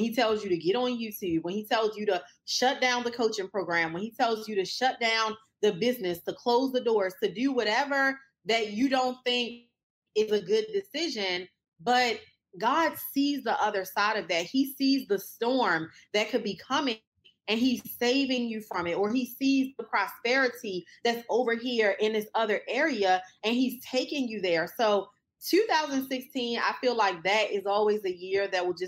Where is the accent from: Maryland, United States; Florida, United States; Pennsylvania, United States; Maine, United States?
Maryland, United States; Baltimore; also born or lived in Washington, D.C.; now in Dallas, United States; I was born in Baltimore